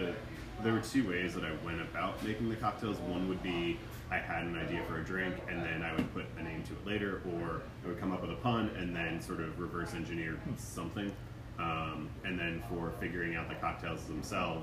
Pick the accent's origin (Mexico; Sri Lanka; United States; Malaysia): United States; New Jersey; moved away as an adult; also born or lived in New York City; now in Greenville, United States; I grew up in New Jersey